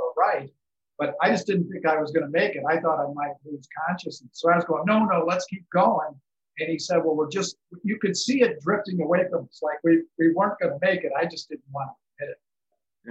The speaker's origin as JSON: {"language": "English", "town": "Chicago", "region": "Illinois", "country": "United States", "tie": "born or raised there", "moved": "yes", "lives_now": "San Diego, United States", "said": "I grew up in Chicago"}